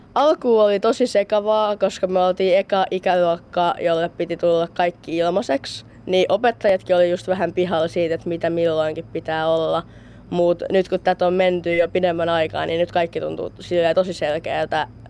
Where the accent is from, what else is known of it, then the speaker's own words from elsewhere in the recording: Kouvola, Kymenlaakso, Finland; mä tuun itse Kouvolasta